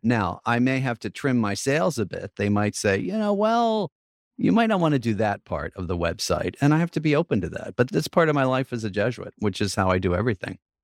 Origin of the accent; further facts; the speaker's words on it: New York, United States; as a New Yorker and as a priest